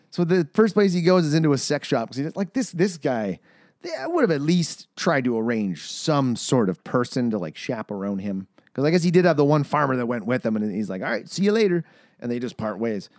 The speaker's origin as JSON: {"language": "English", "region": "Manitoba", "country": "Canada", "tie": "born or raised there", "said": "shots out of my hometown, Manitoba"}